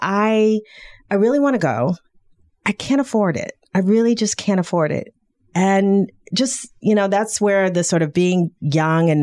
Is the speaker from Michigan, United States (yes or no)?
yes; Detroit, Michigan, United States; I'm from Detroit, you know, which is you know, a black city